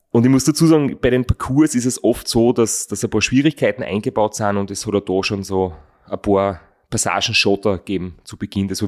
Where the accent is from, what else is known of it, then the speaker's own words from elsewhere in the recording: Austria; einen Podcast gefunden, wo er, der englisch ist, den man heute halt als, als Österreicher hören kann